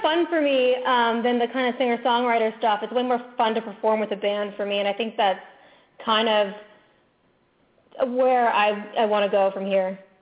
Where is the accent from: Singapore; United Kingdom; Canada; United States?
United States; Orlando, Florida; I'm originally from Orlando, Florida, where I grew up going to Disneyland all the time